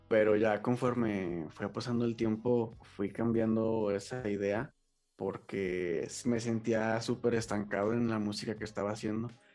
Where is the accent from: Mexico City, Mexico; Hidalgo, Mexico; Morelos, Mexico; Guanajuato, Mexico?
Guanajuato, Mexico; León; soy de León, Guanajuato